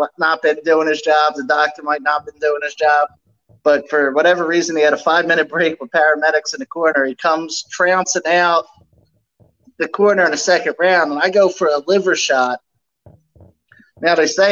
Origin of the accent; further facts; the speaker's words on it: Philadelphia, Pennsylvania, United States; Philly's my hometown